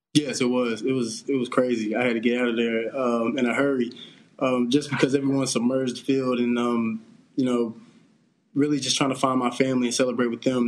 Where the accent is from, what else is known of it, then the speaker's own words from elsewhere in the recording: Greensboro, North Carolina, United States; I'm from Greensboro, North Carolina